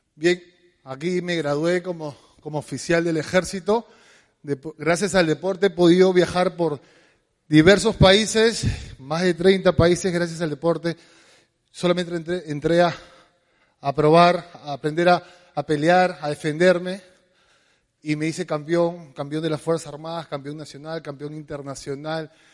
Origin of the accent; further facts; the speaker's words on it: Lima, Peru; somos de San Martín de Porres